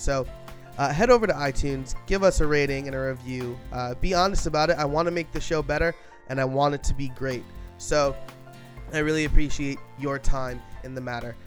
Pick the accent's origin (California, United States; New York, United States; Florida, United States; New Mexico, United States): New York, United States; I'm a New Yorker